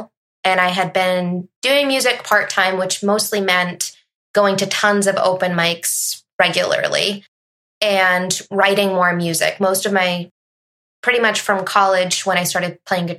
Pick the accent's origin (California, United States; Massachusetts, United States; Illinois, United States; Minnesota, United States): Massachusetts, United States; now in New Hampshire, United States; I'm originally from Massachusetts.